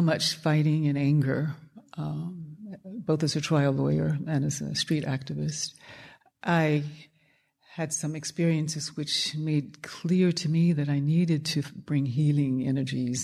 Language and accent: English; Birmingham, Alabama, United States; having been born in Birmingham, Alabama, which we called Bombingham, Alabama